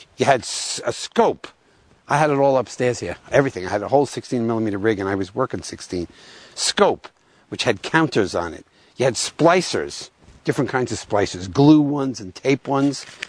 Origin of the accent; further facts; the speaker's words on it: New York, United States; also born or lived in New England; I was from New York.